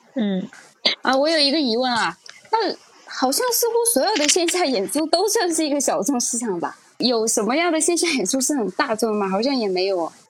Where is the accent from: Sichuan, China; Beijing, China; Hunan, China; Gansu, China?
Sichuan, China; Chengdu; 我是成都，我是四川人，我虽然普通话还讲得可以